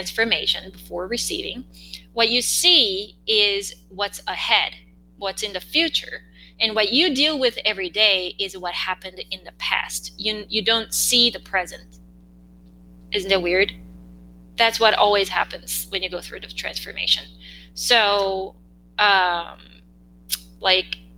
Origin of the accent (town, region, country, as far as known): South Korea; English is a second language